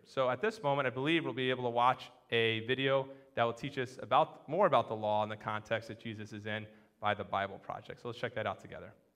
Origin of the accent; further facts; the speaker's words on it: Connecticut and New Hampshire, United States; I grew up in Connecticut and New Hampshire